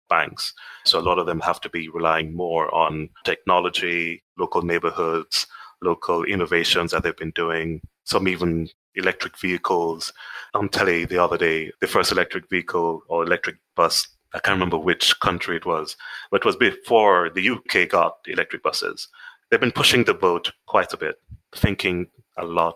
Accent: Kingston, Jamaica; moved away as an adult; now in United Kingdom; I'm Jamaican. I grew up in a little town called Kingston, which is the capital of the country.

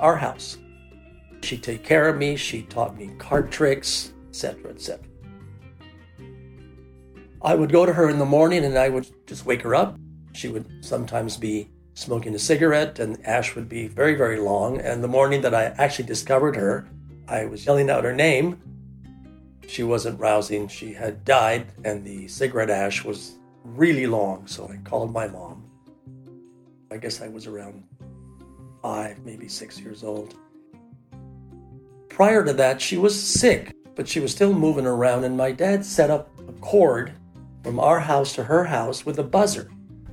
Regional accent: Tucson, Arizona, United States; now in Toronto, Canada; I was born in 1947 in Tucson, Arizona

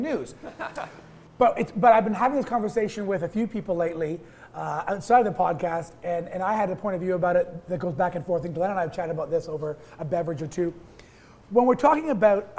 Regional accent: Toronto, Ontario, Canada; I grew up in Toronto in a neighborhood like Little Portugal

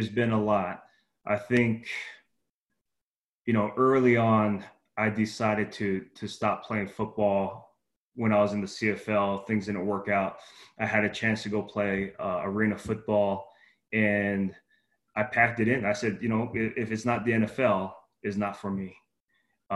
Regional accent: Hawaii, United States; moved away; I'm Hawaiian, so that's my Polynesian descent. I'm Hawaiian. So, you know, back home in Hawaii, it's about, you respect your elders

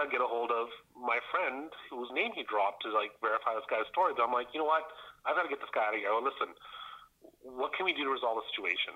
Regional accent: Edmonton, Alberta, Canada; I'm from Edmonton, I lived there 30 years.

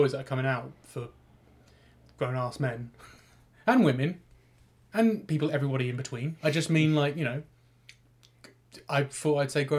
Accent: United Kingdom; Oh, God, I'm so British.

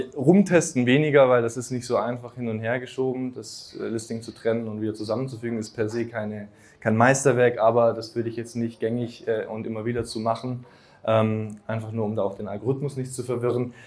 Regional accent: Swabia, Germany; im Schwabenland, zum Beispiel, wo ich herkomme

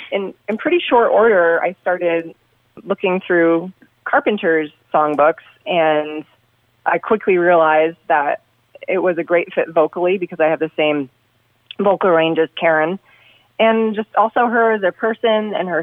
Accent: Vermont, United States; moved away; I'm from Vermont, so we're talking back in Vermont in around 2014.

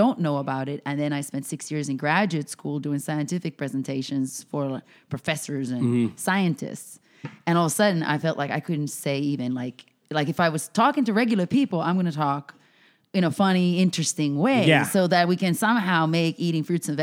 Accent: Finland; moved away; I'm originally from Finland.

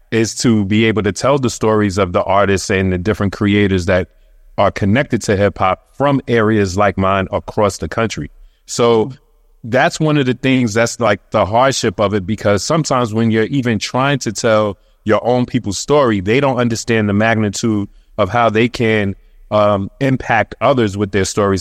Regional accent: New York City, New York, United States; moved away as an adult; now in Queens, United States; I'm from Brooklyn, um, in particular, linking between Washington and Underhill

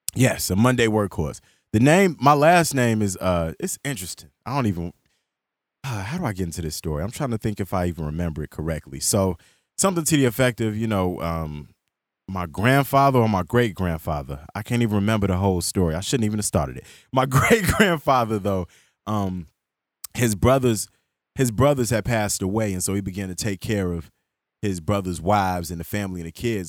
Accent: Chicago, Illinois, United States; also born or lived in Calumet City, Illinois; I grew up in Chicago and South Shore

